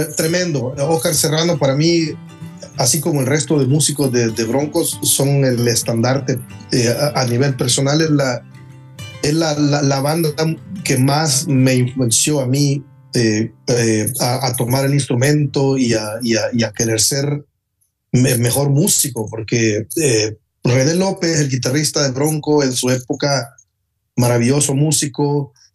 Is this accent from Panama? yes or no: no; El Salvador; moved away as an adult; now in Texas, United States; más de 20 años en mi país